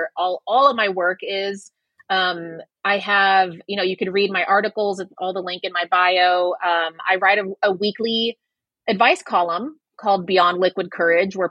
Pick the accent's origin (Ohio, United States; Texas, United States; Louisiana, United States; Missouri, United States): Texas, United States; Waco; now in New York City, United States; I grew up in Waco, Texas